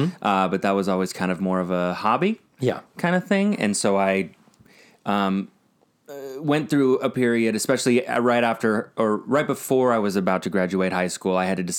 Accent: Colorado, United States; also born or lived in Omaha; I was born in Nebraska, Omaha, and then, but I was moved, somewhat against my will. I was 3 months old, to Colorado.

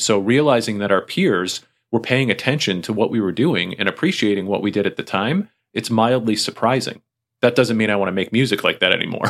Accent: Springfield, United States; my hometown. They're coming through Springfield

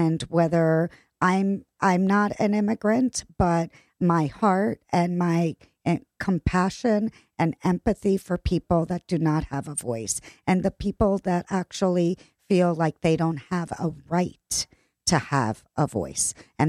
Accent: San Juan, Puerto Rico; also born or lived in Italy / Argentina; So I grew up in Italia and Argentina and Puerto Rico. I was actually born in Puerto Rico, San Juan.

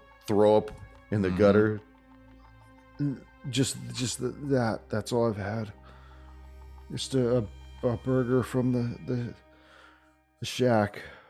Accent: Arizona, United States; No, I'm from Arizona. We're just out here on vacation.

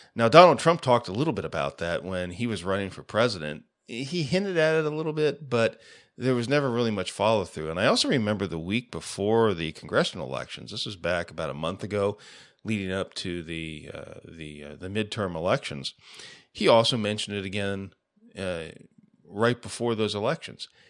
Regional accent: United States; as an American

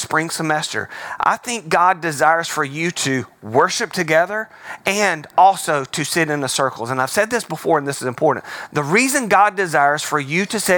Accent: Alabama, United States; I'm from Alabama

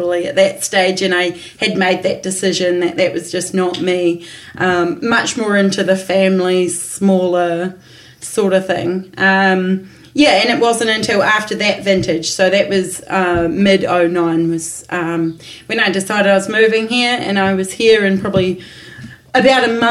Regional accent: Marlborough, New Zealand; I'm only from Marlborough

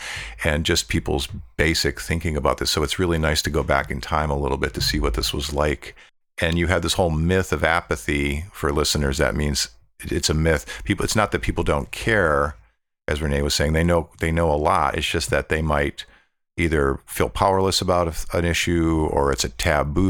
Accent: Buffalo, New York, United States; growing up in Buffalo myself, Buffalo, New York

